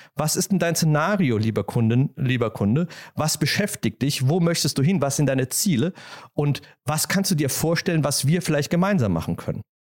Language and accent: German; Germany; als Deutscher